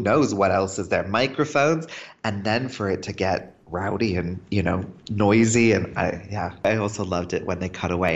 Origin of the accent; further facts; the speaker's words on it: Dallas, Texas, United States; also born or lived in United Kingdom; I grew up in Dallas, but I'm not American. I have a green card. I'm actually British.